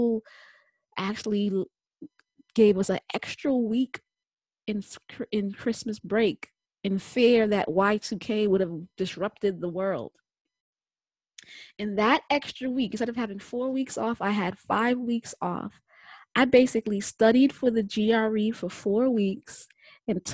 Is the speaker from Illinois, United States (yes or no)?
no; New York, United States; I'm from New York.